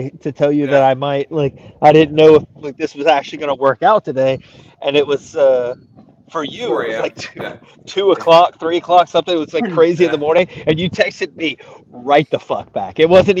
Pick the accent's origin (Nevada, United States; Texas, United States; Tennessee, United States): Tennessee, United States; I'm from Tennessee.